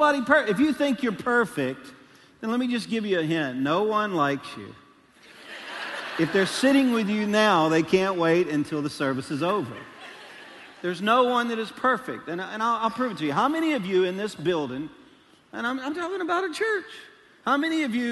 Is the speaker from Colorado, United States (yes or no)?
no; Louisiana, United States; now in Arkansas, United States; I am a Cajun from Louisiana